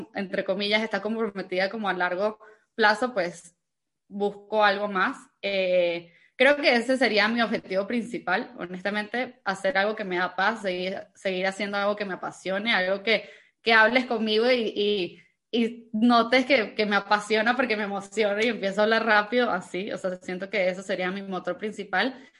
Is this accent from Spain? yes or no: no; Venezuela; moved away; also born or lived in Cancún, Mexico; soy venezolana, yo nací en Venezuela, tengo 26 años eh, y y bueno, cuando yo nací en Venezuela, yo crecí creyendo que iba a vivir toda mi vida en Venezuela